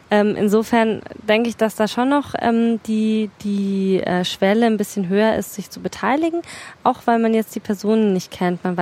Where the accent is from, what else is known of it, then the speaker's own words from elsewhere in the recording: Frankfurt, Hesse, Germany; selbst wenn ich mich auf die dörfliche Identität meines Stadtteils berufe, ich mich trotzdem immer als Frankfurter fühle.